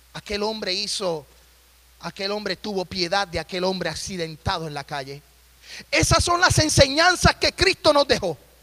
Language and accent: Spanish; Puerto Rico; moved away as an adult; also born or lived in Nashville, Tennessee; now in Tennessee, United States; yo me crié en la isla del encanto